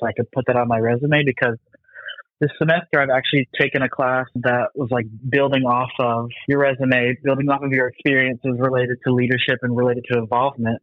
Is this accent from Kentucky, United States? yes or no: no; Kingsport, Tennessee, United States; also born or lived in Kaliningrad, Russia; I was born in Kaliningrad, Russia. I was adopted, and then I've lived in Kingsport